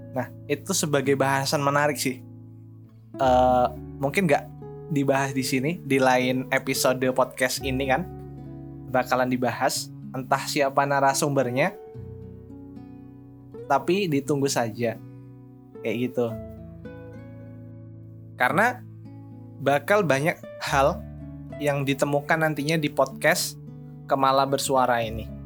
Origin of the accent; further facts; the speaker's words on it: Lampung, Indonesia; Saya berasal dari Kabupaten Lampung Timur, asal SMA-nya SMA Negeri 1 Purbolinggo.